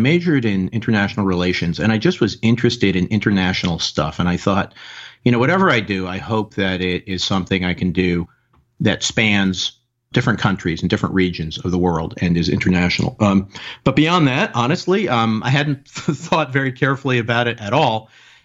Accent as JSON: {"language": "English", "town": "Nyack", "region": "New York", "country": "United States", "tie": "born or raised there", "said": "I grew up in New York State, about 20 miles north of New York City, right on the Hudson River in Nyack"}